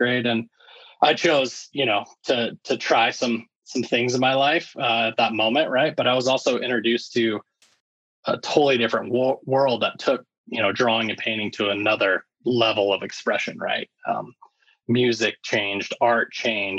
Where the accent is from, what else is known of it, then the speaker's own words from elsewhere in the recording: Littleton, Colorado, United States; I actually grew up in Littleton, Colorado